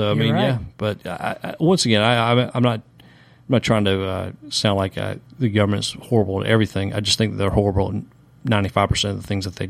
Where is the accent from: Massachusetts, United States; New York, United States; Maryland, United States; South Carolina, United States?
South Carolina, United States; born or raised there